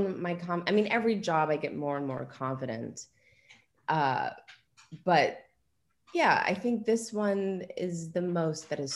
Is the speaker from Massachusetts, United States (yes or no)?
no; Los Angeles, California, United States; moved away as an adult; also born or lived in New York; I'm from Los Angeles, born and raised Los Angeles, California.